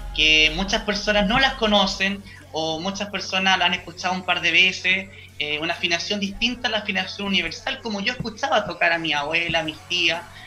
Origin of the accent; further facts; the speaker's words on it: San Carlos, Ñuble, Chile; yo vengo de San Carlos Ñuble, cuna, cuna de la gran …